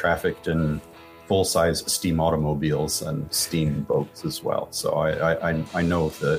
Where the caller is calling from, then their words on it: San Francisco, California, United States; The San Francisco Bay Area, as okay. The cliche demands.